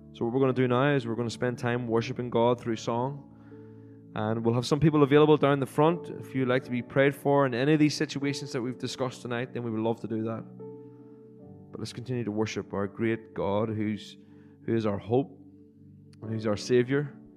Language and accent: English; Cookstown, Northern Ireland, United Kingdom; moved away; Cookstown, which I'm sure a lot of you pe-, wouldn't have heard before, but it's the place where I grew up when I was born in Northern Ireland.